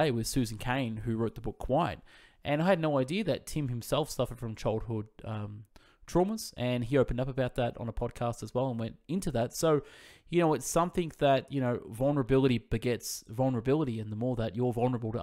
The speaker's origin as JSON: {"language": "English", "region": "Victoria", "country": "Australia", "said": "I'm from Victoria"}